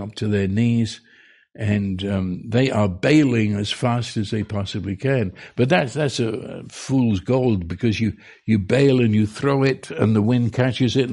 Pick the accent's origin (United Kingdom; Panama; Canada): United Kingdom; London; now in United States; I was raised on the River Thames in London